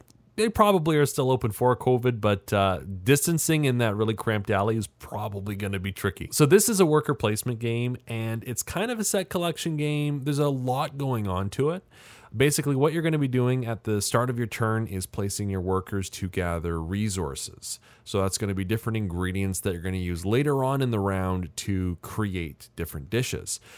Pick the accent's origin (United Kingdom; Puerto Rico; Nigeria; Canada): Canada; as a Canadian